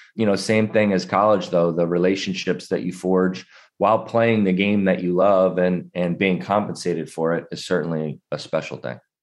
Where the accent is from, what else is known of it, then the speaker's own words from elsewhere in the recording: New Jersey, United States; I grew up in the New Jersey side of Philadelphia.